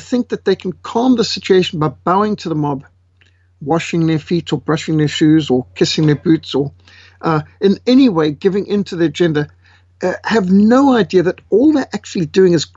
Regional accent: Zimbabwe; moved away; I was born in Africa, raised in war-torn Rhodesia

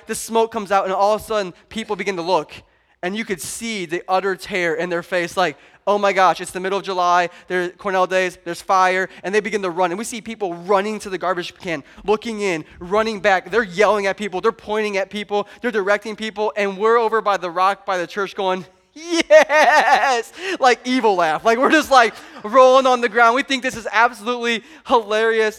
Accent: Pontiac, Illinois, United States; we're from Pontiac

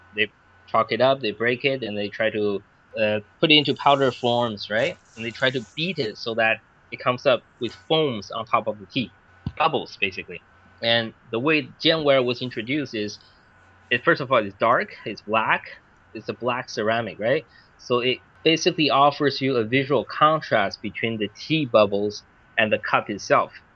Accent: Vancouver, British Columbia, Canada; moved away as an adult; also born or lived in Beijing, China; now in China; I grew up in Vancouver, actually, Vancouver, Canada.

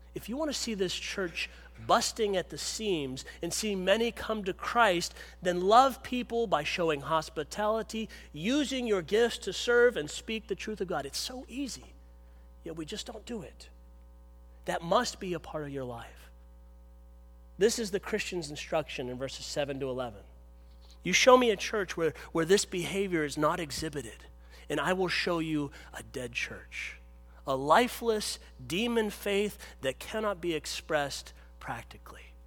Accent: Pittsburgh, Pennsylvania, United States; where I grew up in Pittsburgh

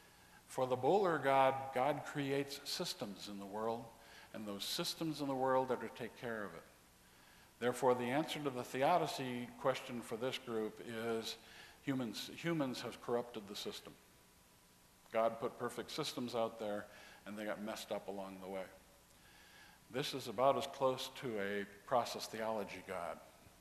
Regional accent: Texas, United States; I'm from Texas, hot.

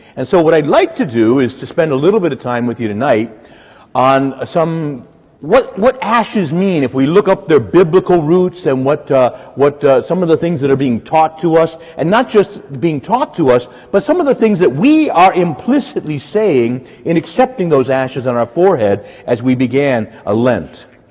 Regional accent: Woodbridge, Virginia, United States; I grew up in Woodbridge, Dale City

